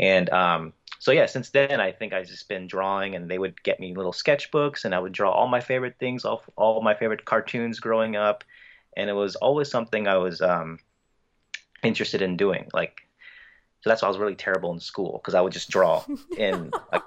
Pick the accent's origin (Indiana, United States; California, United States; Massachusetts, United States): California, United States; Bay Area; I'm from the States here in California, Bay Area